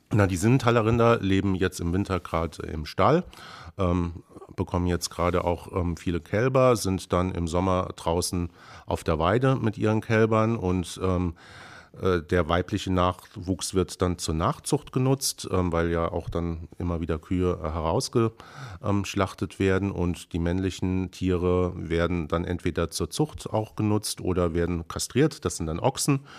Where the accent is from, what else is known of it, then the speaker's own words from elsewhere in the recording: near the Lorelei, Rhineland-Palatinate, Germany; moved away as an adult; now in Brandenburg, Germany; ich komme ganz ursprünglich vom Rhein, äh, in der Nähe der schönen Lorelei. Bin da sozusagen, ähm, als Winzerkind aufgewachsen